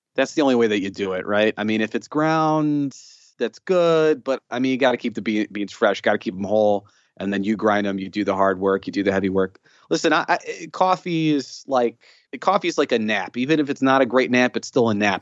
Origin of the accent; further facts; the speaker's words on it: Chicago, Illinois, United States; So I grew up on the northwest side. So I grew up in a pocket of the city that if you go any further west, you're gonna be outside of the city. So I'm from Chicago